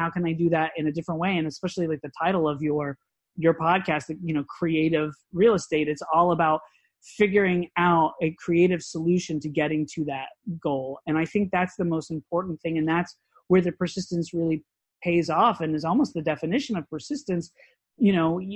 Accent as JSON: {"language": "English", "town": "Orlando", "region": "Florida", "country": "United States", "tie": "born or raised there", "said": "I grew up in Orlando"}